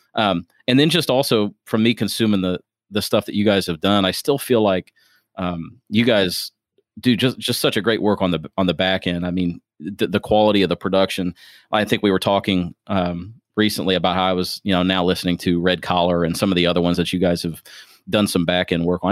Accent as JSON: {"language": "English", "town": "Springfield", "region": "Ohio", "country": "United States", "moved": "yes", "lives_now": "Louisville, United States", "said": "I'm originally from Springfield, Ohio. I'm a transplant"}